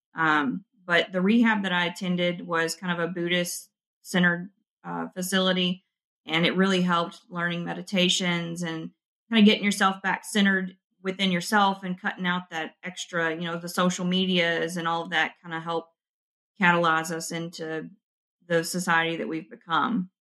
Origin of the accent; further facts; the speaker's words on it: West Kentucky, United States; I'm from West Kentucky where we have the lakes, and every winter it was kind of the the seniors' thing to go jump in the ice water